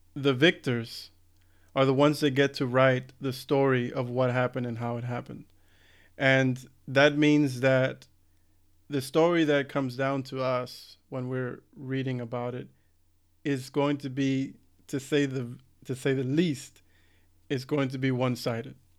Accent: United States; growing up in the States

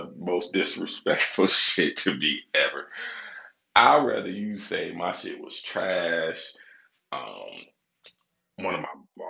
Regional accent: Michigan, United States; Now, I'm from Michigan, right?

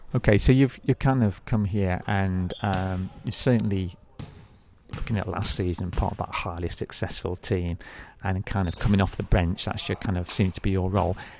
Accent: United Kingdom; being a British guy myself

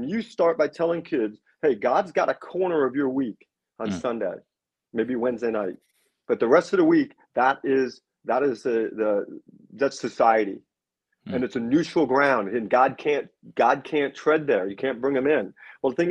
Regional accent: New York, United States; I'm from New York

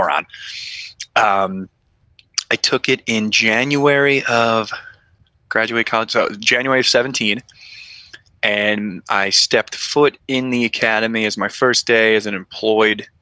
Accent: New York City, New York, United States; moved away as an adult; now in Missouri, United States; I grew up in Fresh Meadows, Queens

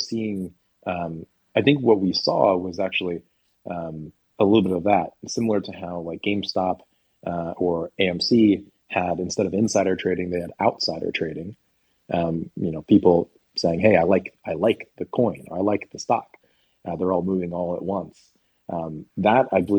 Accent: United States; I'm American

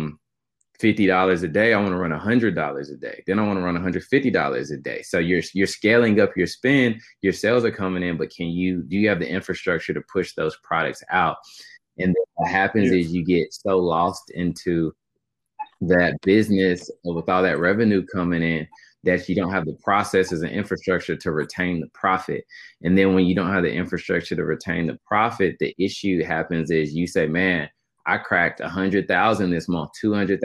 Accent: Knoxville, Tennessee, United States; Knoxville, Tennessee was great growing up

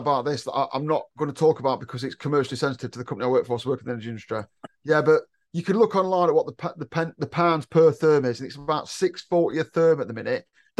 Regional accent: United Kingdom; I'm British, I'm not English, I'm British.

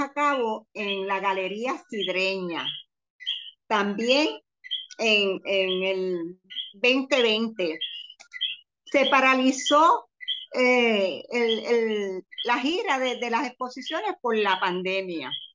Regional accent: Comerío, Puerto Rico; now in Cayey, Puerto Rico; Yo soy natural de Comerío, pero llevo ya prácticamente 50 años viviendo en Calley

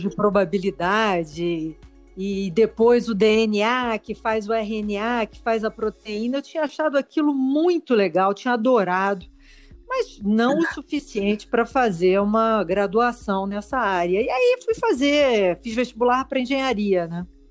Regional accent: Rio de Janeiro, Brazil; now in São Paulo, Brazil; eu sou carioca, me mudei para São Paulo

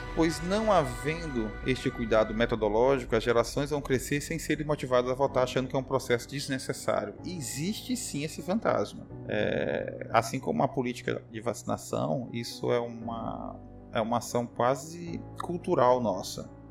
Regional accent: Brazil; em Caxias, a cidade onde eu nasci

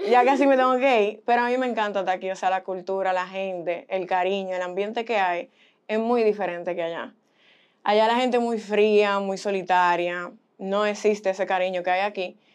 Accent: Boston, Massachusetts, United States; born there; yo tengo padres dominicanos eh, nací en Boston y me criaron aquí y allá.

